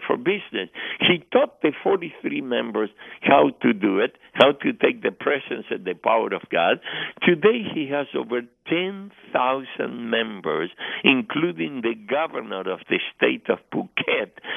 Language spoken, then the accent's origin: English; Argentina; moved away; I am from Argentina originally